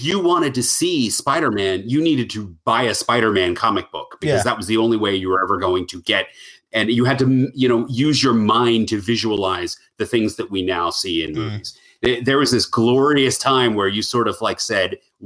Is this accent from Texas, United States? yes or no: no; Western Maryland, United States; also born or lived in Baltimore; I am a Maryland boy, and I grew up in Western Maryland, moved to Baltimore